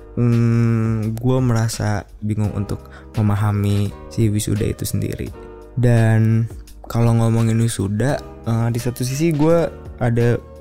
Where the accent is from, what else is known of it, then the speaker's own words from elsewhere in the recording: Bekasi, West Java, Indonesia; moved away as an adult; also born or lived in Yogyakarta; gue dari Bekasi gitu gue sekolah SMA di sekolah yang cukup oke oke okay, bahkan mungkinnya di tingkat Bekasi